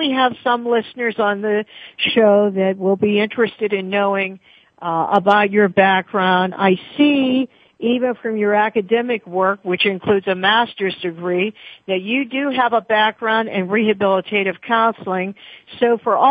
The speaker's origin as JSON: {"language": "English", "town": "Pittsburgh", "region": "Pennsylvania", "country": "United States", "said": "I am from Pittsburgh, Pennsylvania"}